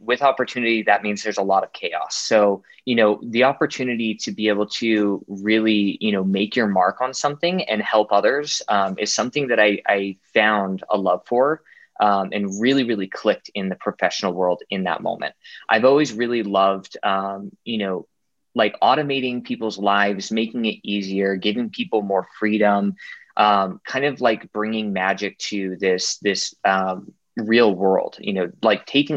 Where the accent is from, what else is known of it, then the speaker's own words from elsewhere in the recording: Utah, United States; also born or lived in Virginia / Illinois; I'm a local, born and raised in Utah